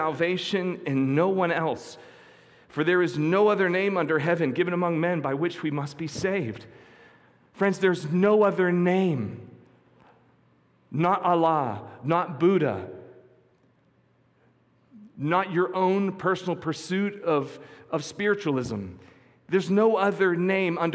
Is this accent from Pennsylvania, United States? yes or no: yes; near Quecreek, western Pennsylvania, United States; just outside my hometown, there was a terrible mining accident